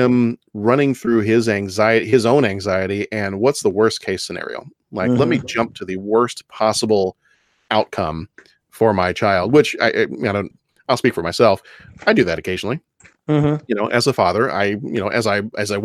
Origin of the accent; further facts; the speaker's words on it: Texas, United States; we're from Texas